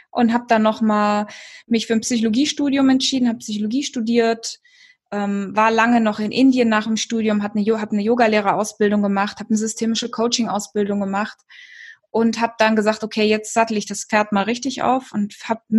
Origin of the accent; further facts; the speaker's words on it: Kenya; ja, ich bin in Kenia geboren und aufgewachsen. Viele denken ja immer, dass es Südafrika ist